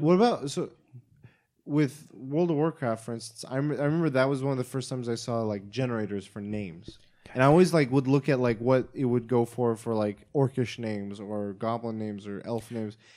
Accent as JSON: {"language": "English", "region": "Oklahoma", "country": "United States", "said": "I'm from Oklahoma"}